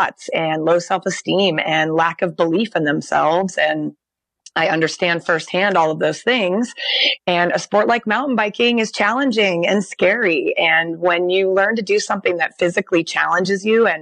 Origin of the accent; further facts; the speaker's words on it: Portland, Oregon, United States; now in Bend, United States; I grew up in Portland, mm-hmm. But I now live in Bend, which is more of a mountain town